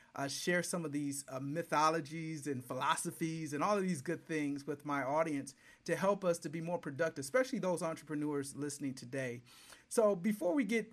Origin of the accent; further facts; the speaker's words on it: Michigan, United States; now in Georgia, United States; I grew up in Michigan